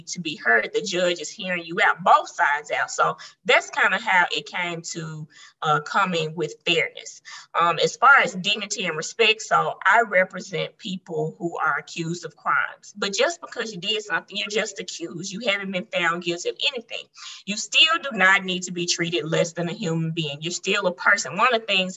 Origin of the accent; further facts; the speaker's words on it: Memphis, Tennessee, United States; I've been here my entire life. And so, you know, Memphis has its own culture